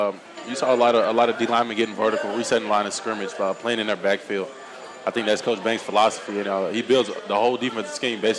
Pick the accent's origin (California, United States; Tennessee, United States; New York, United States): Tennessee, United States; Middle; also born or lived in Nashville / Knoxville; growing up in Middle Tennessee